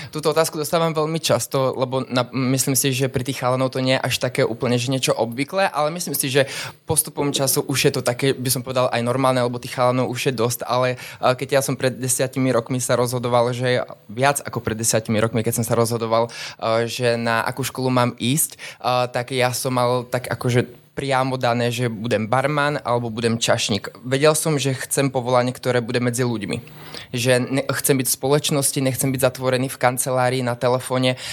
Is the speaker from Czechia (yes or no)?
yes; South Moravian Region, Czechia; moved away as an adult; now in Trnava, Slovakia; ja pochádzam z Moravy, z takej malej dedinky, ktorá sa volá Šepkovice